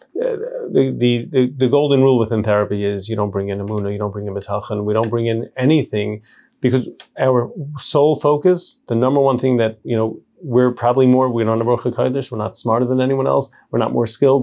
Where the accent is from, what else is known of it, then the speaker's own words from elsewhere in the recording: New York City, New York, United States; also born or lived in Israel; now in Lakewood, United States; I grew up in Borough Park